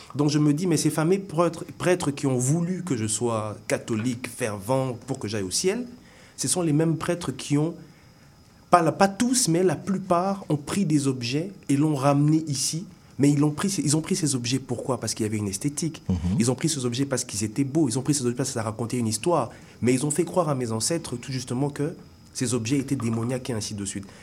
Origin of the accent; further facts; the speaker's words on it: Kinshasa, DR Congo; moved away as an adult; also born or lived in Bandundu / Katanga; now in Montreal, Canada; oui, je vis ici aujourd'hui, mais j'ai grandi euh, au Congo